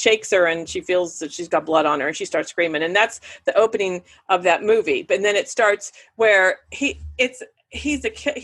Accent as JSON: {"language": "English", "town": "Punxsutawney", "region": "Pennsylvania", "country": "United States", "tie": "born or raised there", "said": "the movie theater that I grew up in Punxsie with, the Jefferson Theater"}